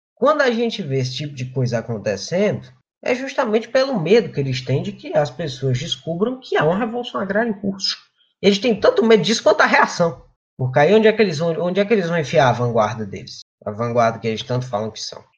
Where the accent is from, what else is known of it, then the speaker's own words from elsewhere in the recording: Rio Grande do Norte, Brazil; moved away; also born or lived in Ceará; eu nasci no Ceará, e onde a Liga tem, eu tinha atuação, e me criei no Rio Grande do Norte, né, na capital do semiárido